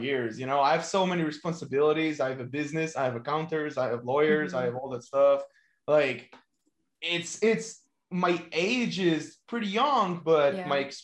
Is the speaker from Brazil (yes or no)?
no; Ashdod, Southern District, Israel; From Israel, from my very hometown, Ashdod